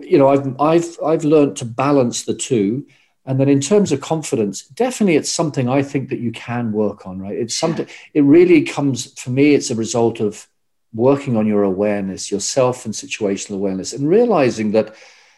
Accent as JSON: {"language": "English", "region": "England", "country": "United Kingdom", "tie": "born or raised there", "also_born_or_lived": "Australia", "moved": "as an adult", "lives_now": "Ireland", "said": "I grew up in England"}